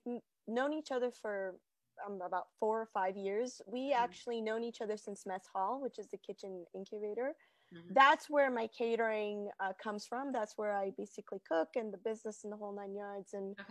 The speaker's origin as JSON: {"language": "English", "country": "Bolivia", "moved": "yes", "lives_now": "United States", "said": "And I was just surprised of when I came from Bolivia in 1999 that there were just a couple of restaurants in Virginia"}